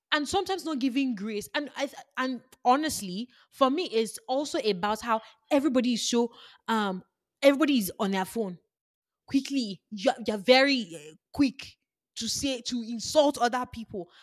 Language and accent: English; Nigeria; I am Nigerian, I am Yoruba